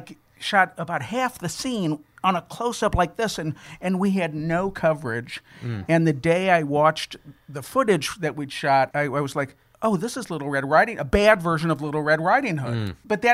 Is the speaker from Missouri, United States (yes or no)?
yes; St. Louis, Missouri, United States; moved away as an adult; I was from St. Louis